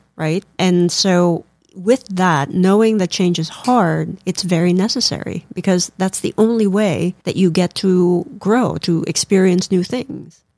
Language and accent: English; Philippines; moved away; growing up in the Philippines, we, you know, we, we learned about the Bible